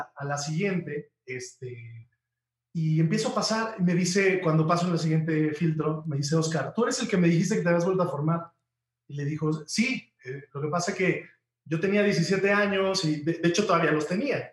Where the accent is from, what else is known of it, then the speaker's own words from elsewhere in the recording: Huamantla, Tlaxcala, Mexico; moved away as an adult; venir de de, mi pueblo de Huamantla a México